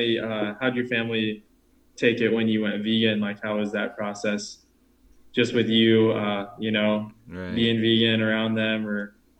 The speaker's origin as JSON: {"language": "English", "region": "Ohio", "country": "United States", "said": "I'm from Ohio."}